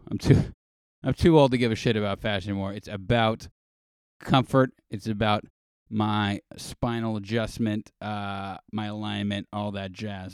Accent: Los Angeles, California, United States; Grew up, born and raised in L

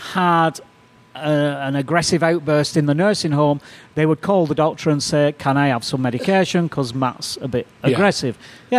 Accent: United Kingdom; moved away; Yeah, well, I'm a Brit, and I was trained. All my training is from the UK.

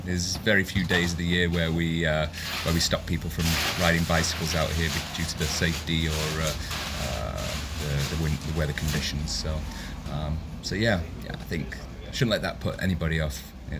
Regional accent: Manchester, North West England, United Kingdom; moved away as an adult; now in Clifden, Ireland; From Manchester, Northern England.

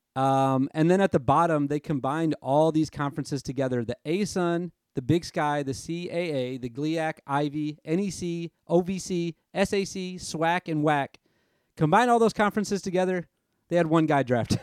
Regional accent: Nashville, Tennessee, United States; my hometown in Nashville.

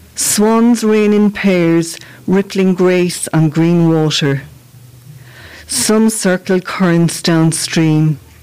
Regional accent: Castleconnell, Munster, Ireland; I'm from the Shannonside village of Castleconnell

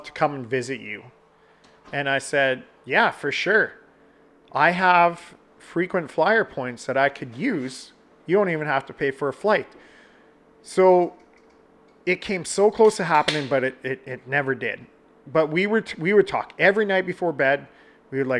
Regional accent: Canada; I'm Canadian

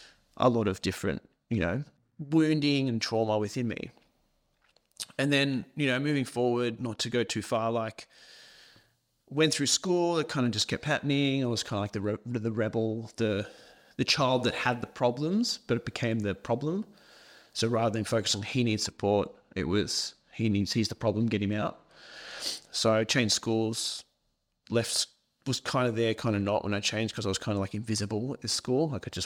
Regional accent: Scotland, United Kingdom; so I was born in Scotland, in a little tiny country town, grew up on a farm.

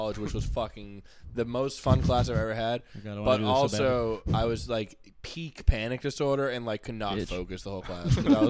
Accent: United States; I'm American born and raised.

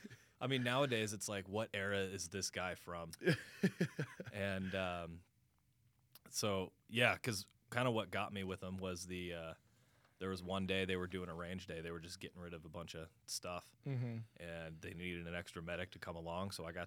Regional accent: Grand Junction, Colorado, United States; Grand Junction, Colorado.

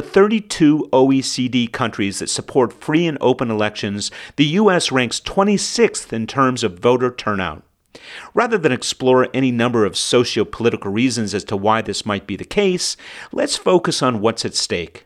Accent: United States; moved away; my fellow American expats

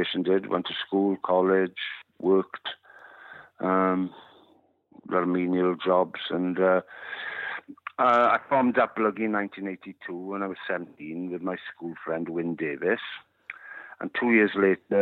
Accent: Wales, United Kingdom; first language Welsh; English is a second language; my mother tongue, which is Welsh

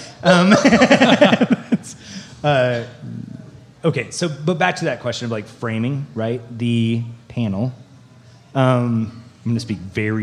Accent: Canada; I'm Canadian

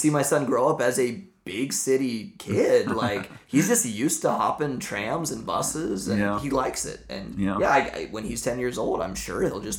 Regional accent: Midwest, United States; first language English; moved away as an adult; now in Budapest, Hungary; we're from the Midwest

